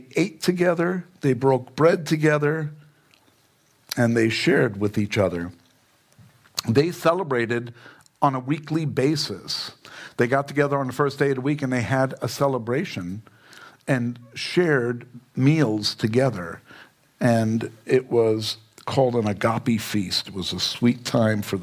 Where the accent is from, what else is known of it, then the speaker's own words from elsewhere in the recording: New York, United States; now in Fountain Hills, United States; I'm from New York.